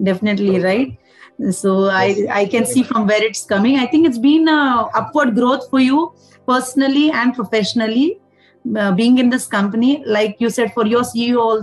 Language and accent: English; Hubli, Karnataka, India; I'm from Hubli or I did my engineering from Hospet